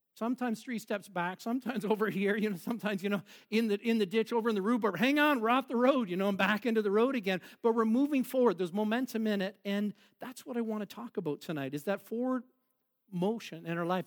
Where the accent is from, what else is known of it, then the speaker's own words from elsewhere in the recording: Boston, Ontario, Canada; we grew up in Boston, uh, in a little bit, not Boston, Mass, but Boston, Ontario